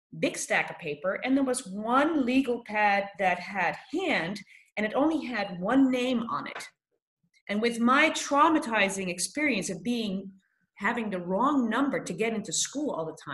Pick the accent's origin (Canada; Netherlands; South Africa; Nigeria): Netherlands; moved away as an adult; also born or lived in United States; I'm Dutch, but I'm also American born